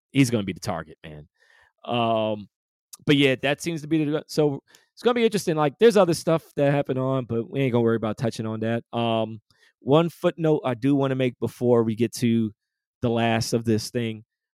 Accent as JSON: {"language": "English", "region": "New York", "country": "United States", "accent": "New York", "said": "I'm using my New York accent."}